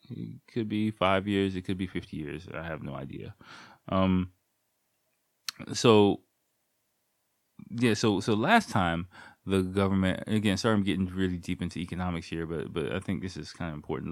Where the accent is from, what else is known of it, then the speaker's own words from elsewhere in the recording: United States; moved away as an adult; now in Japan; as an American person